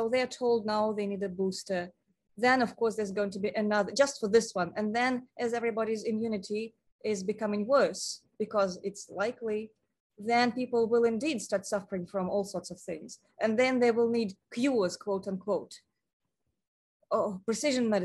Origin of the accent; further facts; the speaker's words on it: Moscow, Russia; moved away; I come from Moscow.